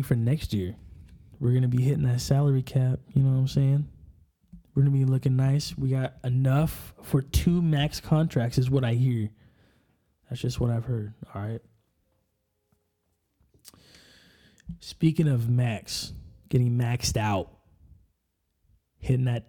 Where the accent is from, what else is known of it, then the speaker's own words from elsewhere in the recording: Enumclaw, Washington, United States; I'm from Enumclaw, Washington. We're a little south from Seattle